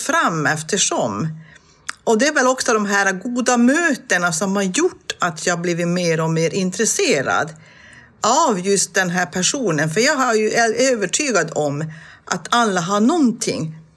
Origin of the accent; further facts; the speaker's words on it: Tornedalen, Norrbotten County, Sweden; det jag är uppvuxen med uppe i Tornedalen